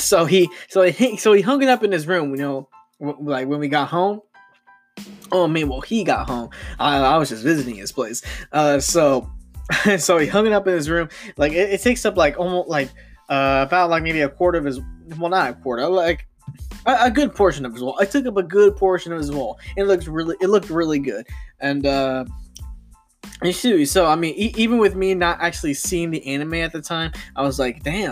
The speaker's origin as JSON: {"language": "English", "country": "United States", "said": "I'm American"}